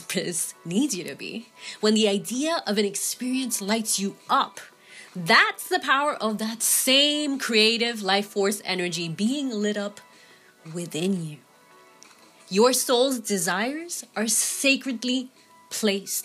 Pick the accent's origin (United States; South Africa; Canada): United States; New York City, New York; As a small child growing up in the Bronx